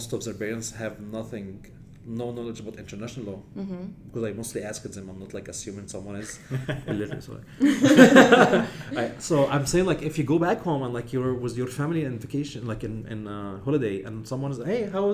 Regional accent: Egypt; moved away as an adult; I come from Egypt, so like we have long history

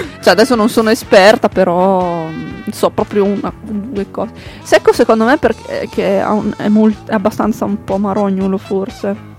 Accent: Emilia-Romagna, Italy; È una bestemmia per un emiliano

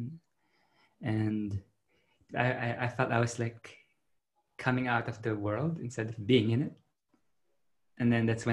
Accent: Philippines; now in Australia; I grew up in the Philippines

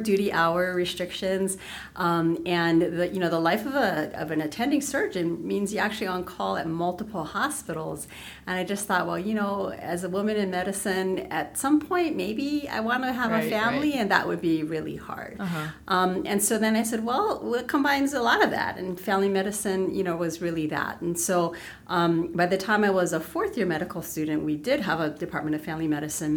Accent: Wahiawa, Hawaii, United States; I grew up in Waihewa, which is in the central Oahu.

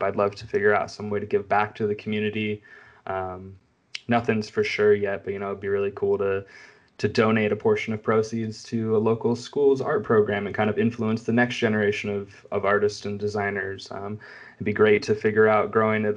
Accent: California, United States; Growing up in California

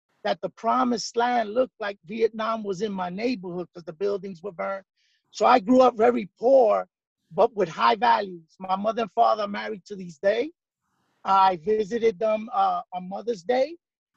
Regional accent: New York City, New York, United States; So I'm a Puerto Rican, you know, born and raised in New York

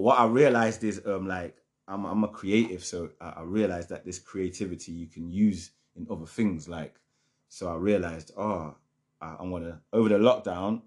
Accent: Jamaica; moved away; also born or lived in Germany; I'm Jamaican

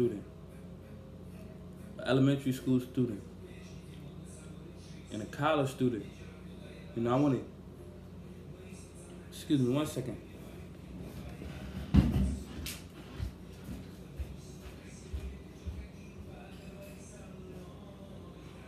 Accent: New York City, New York, United States; I grew up in Brownsville, Mitchell Projects, Bronx

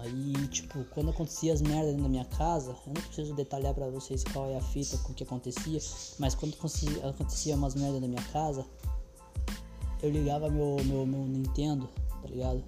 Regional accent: Pinhais, Paraná, Brazil; also born or lived in Quatro Barras; Então eu saí de Pinhais, fui morar em Quatro Barras e fiquei um ano em Quatro Barras

